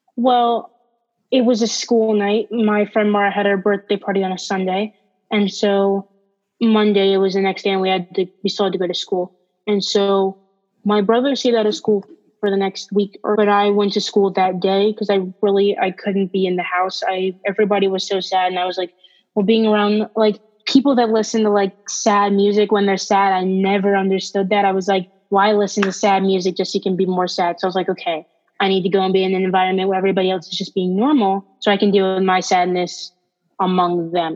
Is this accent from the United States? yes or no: yes; Pennsylvania, United States; also born or lived in Baltimore, Maryland; I moved from Baltimore to Pennsylvania